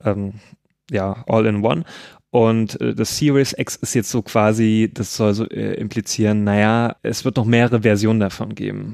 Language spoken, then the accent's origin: German; Nordhausen, Thuringia, Germany; moved away; da, wo ich herkomme, aus Nordhausen